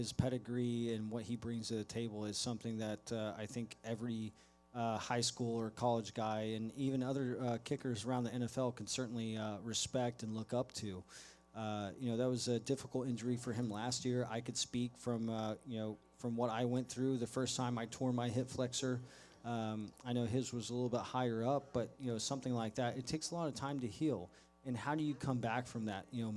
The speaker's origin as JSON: {"language": "English", "town": "Dallas", "region": "Texas", "country": "United States", "said": "I am from Dallas"}